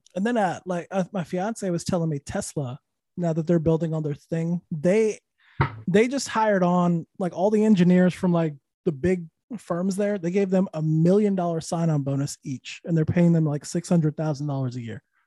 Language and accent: English; Santa Fe, New Mexico, United States; also born or lived in Austin, Texas / Los Angeles, California; now in Orlando, United States; Santa Fe, New Mexico